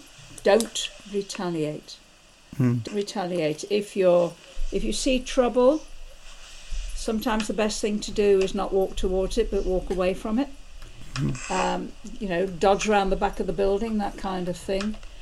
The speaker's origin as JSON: {"language": "English", "town": "Liverpool", "region": "North West England", "country": "United Kingdom", "tie": "born or raised there", "said": "you're into some really very nice suburbs, which is really where I grew up"}